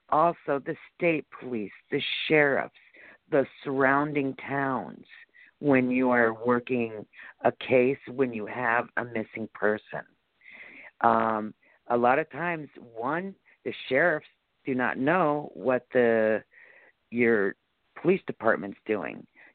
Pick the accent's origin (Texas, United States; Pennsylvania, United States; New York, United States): New York, United States; Celeron; I'm from Celeron, but our main police department is in the town of Ellicott in Jamestown